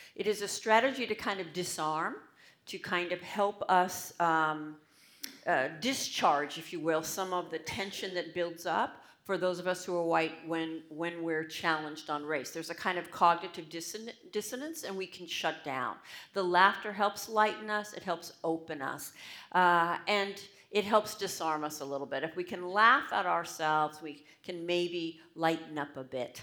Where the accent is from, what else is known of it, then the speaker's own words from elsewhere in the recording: United States; I'm American